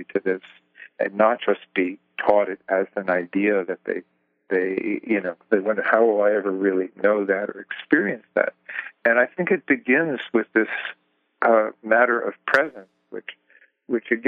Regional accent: Jersey City, New Jersey, United States; also born or lived in Greenwich Village, New York City; I grew up in, I was born in Jersey City

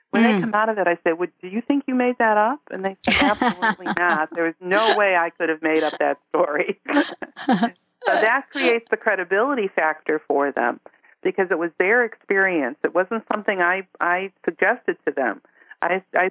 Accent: Chicago, Illinois, United States; I grew up in Chicago, but that never felt like home

